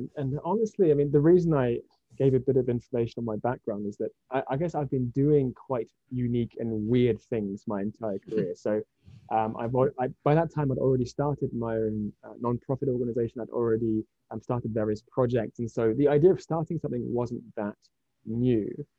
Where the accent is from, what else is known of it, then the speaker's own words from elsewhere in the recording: Japan; also born or lived in United Kingdom; I was born here in Japan in the late 80s. And my mother is Japanese, and my father is from the UK. And I kind of grew up between the two countries